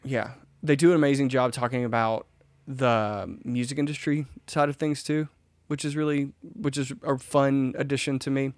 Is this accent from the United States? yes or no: yes; Mississippi, United States; I'm from Mississippi.